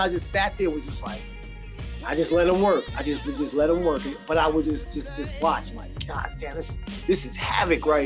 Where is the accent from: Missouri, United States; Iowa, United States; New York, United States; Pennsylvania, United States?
New York, United States; New York City; also born or lived in Bronx, New York; I'm from Queens, Jamaica, Queens